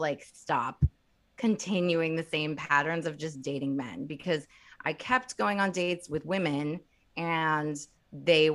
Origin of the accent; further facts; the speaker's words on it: Bloomington, Indiana, United States; I'm from Indiana. I'm from Bloomington, Indiana